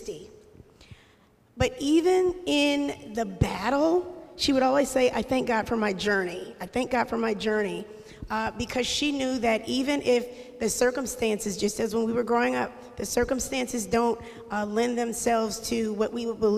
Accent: Harrisburg, Pennsylvania, United States; also born or lived in Ann Arbor, Michigan; I grew up in Harrisburg City. We're originally from Ann Arbor, Michigan. Go Blue, sorry. I know we're in Penn State territory. But we moved here when I was young, and I went through the Harrisburg City school system

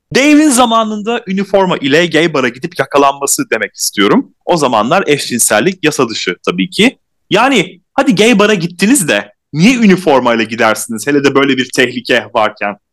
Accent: İzmir, Turkey; İzmirliyim ben de.

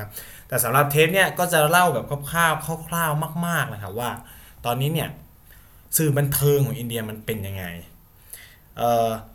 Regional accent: Isan, Thailand; ผมที่มันเป็นเด็กอีสาน

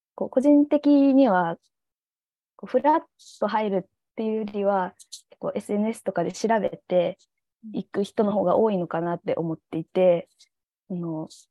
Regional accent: Nagasaki, Japan; 長崎出身

